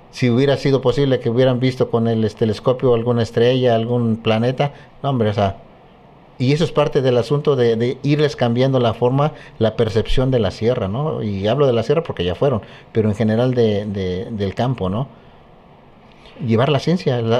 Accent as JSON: {"language": "Spanish", "town": "Chilapa de Álvarez", "region": "Guerrero", "country": "Mexico", "tie": "born or raised there", "lives_now": "Chilpancingo, Mexico", "said": "que yo soy este originario de, Chilapa de Álvarez. Hace algunas décadas, pues me vine de, de, mi, de mi pueblo, de Chilapa, con la intención precisamente de estudiar la ciencia."}